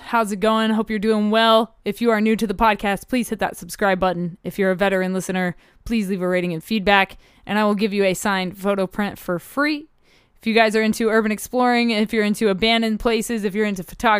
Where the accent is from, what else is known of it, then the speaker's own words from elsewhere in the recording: Abu Dhabi, United Arab Emirates; also born or lived in Dubai; I grew up partially in the Middle East in Abu Dhabi and Dubai.